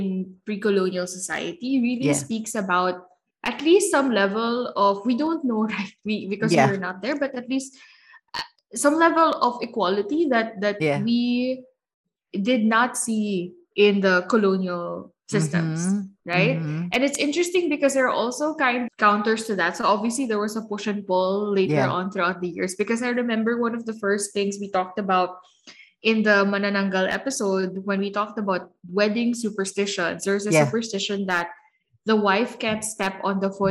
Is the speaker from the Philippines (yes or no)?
yes; Philippines; as a Filipino woman today